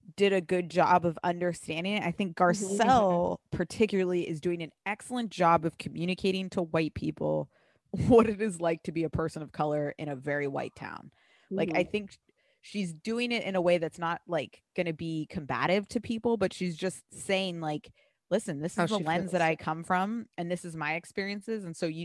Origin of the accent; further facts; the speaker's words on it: San Diego, California, United States; I'm from San Diego